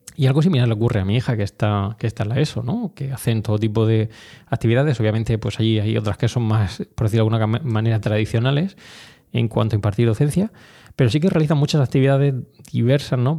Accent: Orihuela, Valencian Community, Spain; moved away as an adult; also born or lived in Granada / Madrid; Orihuela, eh, mi ciudad, em, no natal, pues sabéis que soy granadino, pero bueno, realmente la ciudad donde he desarrollado toda mi infancia, donde he estado toda mi infancia

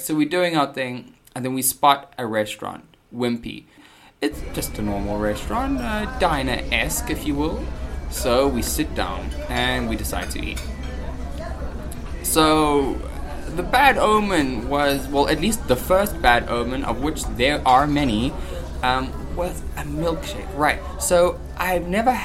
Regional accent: South Africa; I'm South African

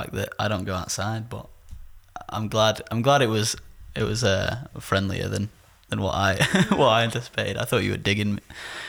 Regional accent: United Kingdom; Oh, no, I'm British. I was born here.

